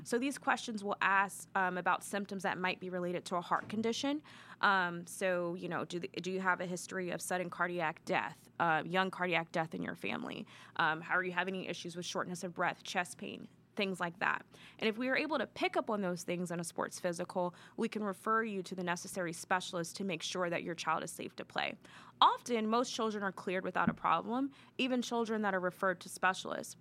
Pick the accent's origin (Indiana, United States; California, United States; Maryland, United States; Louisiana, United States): Maryland, United States; moved away as an adult; now in Columbus, United States; I'm originally from Maryland.